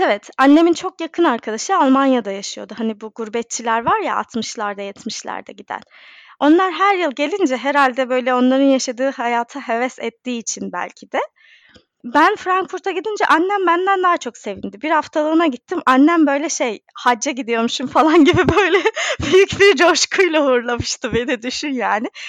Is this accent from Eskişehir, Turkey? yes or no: yes; Eskişehir, Turkey; moved away as an adult; also born or lived in Istanbul / Munich; now in London, United Kingdom; Ben e, Eskişehir'de doğdum, büyüdüm, yaşadım